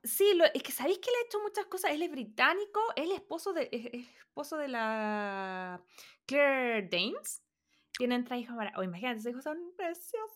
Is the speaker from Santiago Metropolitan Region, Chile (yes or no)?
yes; Santiago, Santiago Metropolitan Region, Chile; Yo soy de Santiago, entonces como que ir al mall era la cosa que nosotros hacíamos eh, con mis compañeros del colegio